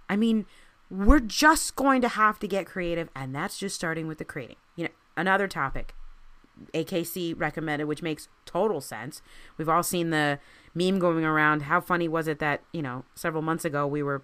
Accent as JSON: {"language": "English", "region": "Maryland", "country": "United States", "tie": "born or raised there", "said": "I grew up in Maryland"}